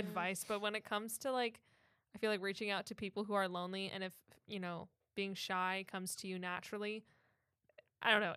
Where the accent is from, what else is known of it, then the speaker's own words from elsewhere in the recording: Minnesota, United States; now in Orlando, United States; growing up in Minnesota